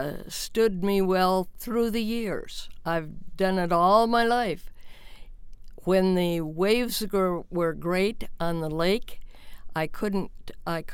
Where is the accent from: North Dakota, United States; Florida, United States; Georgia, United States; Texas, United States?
North Dakota, United States; Wahpeton; As an infant, I was from Wahpeton, North Dakota